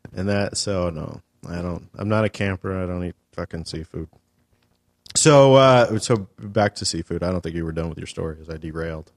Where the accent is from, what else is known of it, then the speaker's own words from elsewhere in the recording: California, United States; I was born and raised here